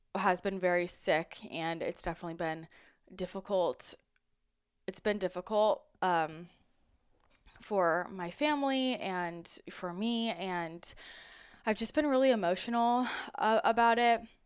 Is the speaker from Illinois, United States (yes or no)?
no; outside of San Francisco, California, United States; I grew up outside of San Francisco